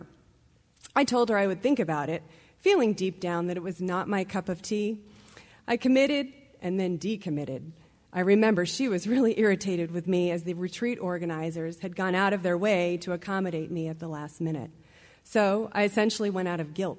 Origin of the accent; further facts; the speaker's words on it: Rahway, New Jersey, United States; I was born on September 18, 1968, in Rahway, New Jersey